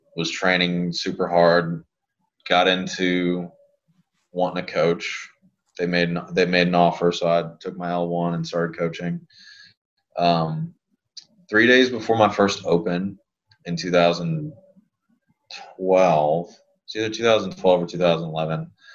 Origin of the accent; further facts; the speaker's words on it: Lafayette, Louisiana, United States; I grew up in Lafayette. That's where I'm from. That's where I was born and raised.